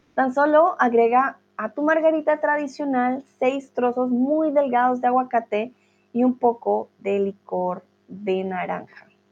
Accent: Colombia; Es una comida muy común en mi país

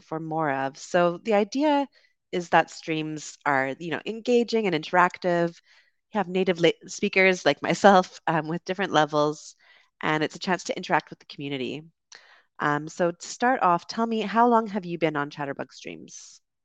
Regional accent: Canada; accent: Canadian; moved away as an adult; also born or lived in United Kingdom; now in Dominican Republic; I'm from Canada originally and also lived in the U K and currently streaming to you from the Dominican Republic

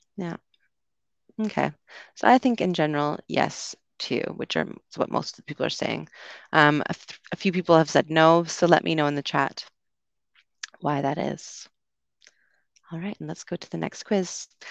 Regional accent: Canada; moved away as an adult; also born or lived in United Kingdom; growing up in Canada

